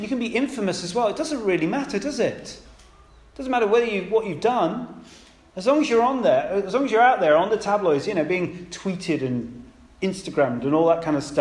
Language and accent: English; United Kingdom; I'm British